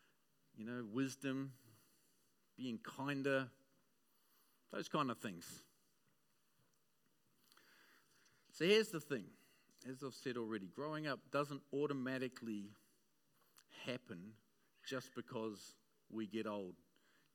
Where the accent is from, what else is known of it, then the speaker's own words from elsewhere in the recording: Auckland, New Zealand; I grew up in West Auckland